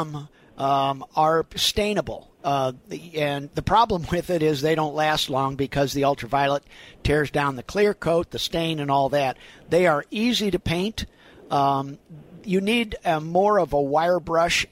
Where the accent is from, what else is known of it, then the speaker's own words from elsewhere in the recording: Midwest, United States; I'm a Midwesterner